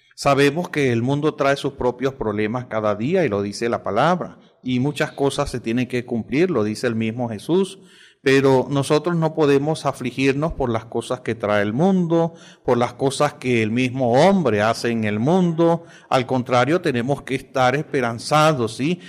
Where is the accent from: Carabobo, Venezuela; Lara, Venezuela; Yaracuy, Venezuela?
Lara, Venezuela; Villanueva; now in Maracaibo, Venezuela; hablo especialmente del estado Lara, eh, que es mi estado, y de la ciudad del Tocuyo y de mi pueblo que es Villanueva y pertenece al municipio Morán